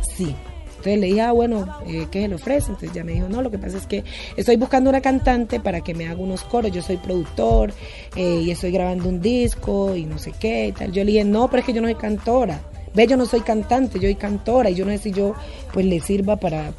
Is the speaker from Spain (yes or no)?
no; Timbiquí, Cauca, Colombia; now in Cali, Colombia; yo vivo, soy de Timbiquí, pero yo vivo en Cali desde hace muchos años